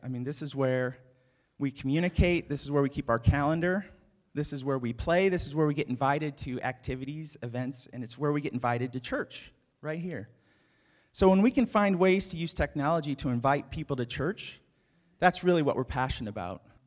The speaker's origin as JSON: {"language": "English", "region": "Indiana", "country": "United States", "tie": "born or raised there", "said": "I grew up in Indiana"}